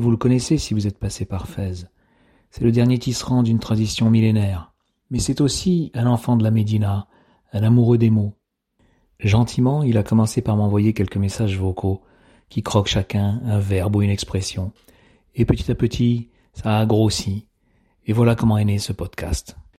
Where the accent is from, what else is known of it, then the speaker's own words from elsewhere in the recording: France; je suis français